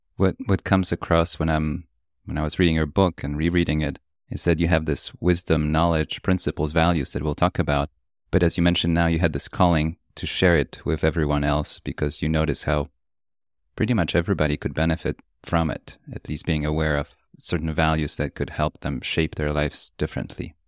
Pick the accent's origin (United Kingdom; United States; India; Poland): Poland; moved away; I grew up in Poland